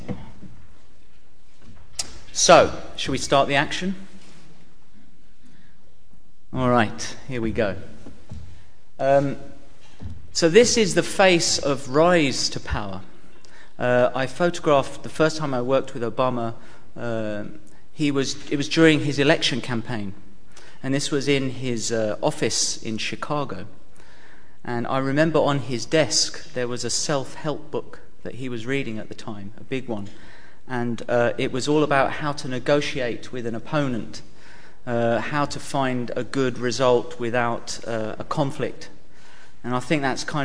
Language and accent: English; England, United Kingdom; being the Englishman that I am, and we pride ourselves on some level of tact in this country